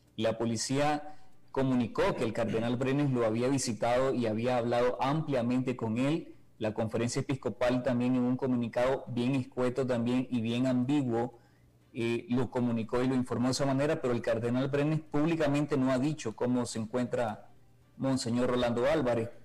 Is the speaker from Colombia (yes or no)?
no; Nicaragua; moved away as an adult; now in Costa Rica; Yo tuve que salir de Nicaragua, exiliarme por segunda vez en Costa Rica porque Ortega ya no tolera el periodismo